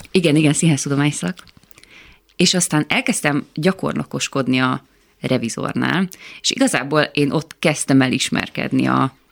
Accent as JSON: {"language": "Hungarian", "town": "Győr", "region": "Győr-Moson-Sopron", "country": "Hungary", "tie": "born or raised there", "moved": "as an adult", "said": "Én 19 um, voltam, amikor elköltöztem Győrből, először Veszprémbe mentem, ami szerintem egy nagyon jó dobbantó volt nekem."}